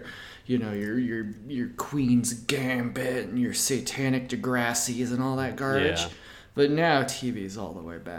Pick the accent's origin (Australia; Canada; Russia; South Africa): Russia; That's just because I'm from Russia.